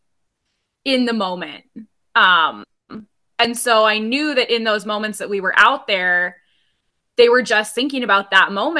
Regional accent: Rice Lake, Wisconsin, United States; moved away as an adult; now in Alaska, United States; I'm actually from Rice Lake, Wisconsin, which is about an hour north of Eau Claire.

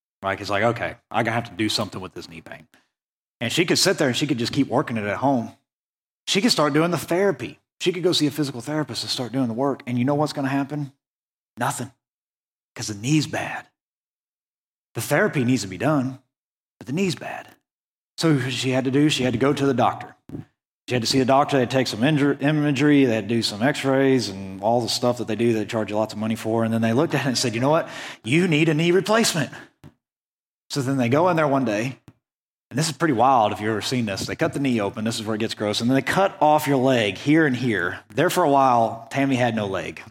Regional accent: Western Oklahoma, United States; moved away as an adult; I grew up in Western Oklahoma, and now that I've moved out here

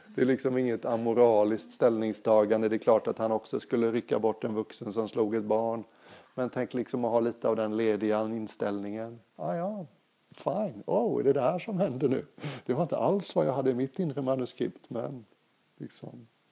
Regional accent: Sweden; moved away as an adult; also born or lived in Thailand / England; Jag är svensk

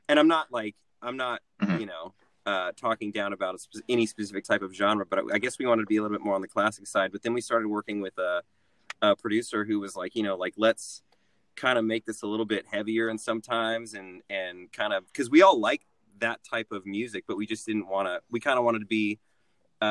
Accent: Oceanside, California, United States; now in Nashville, United States; I'm from San Diego. I'm from Oceanside.

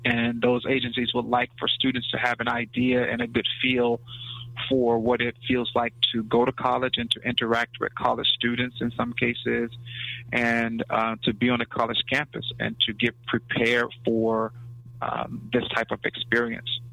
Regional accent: Mississippi, United States; born or raised there; also born or lived in West Palm Beach, Florida; now in Atlanta, United States

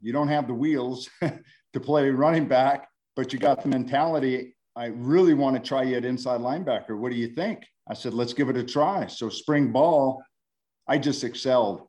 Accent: Montana, United States; moved away; born and raised in Montana.

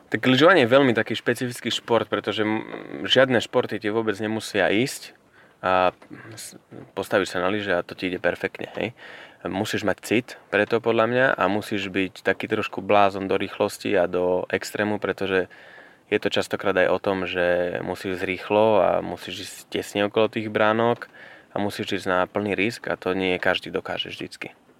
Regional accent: Starý Smokovec, Prešov Region, Slovakia; ja som priamo zo Starého Smokovca

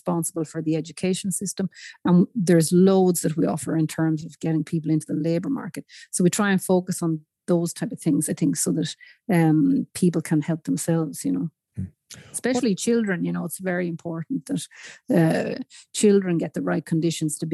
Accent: Newbridge, Leinster, Ireland; now in Sigtuna, Sweden; I'm from Newbridge in County Kildare originally.

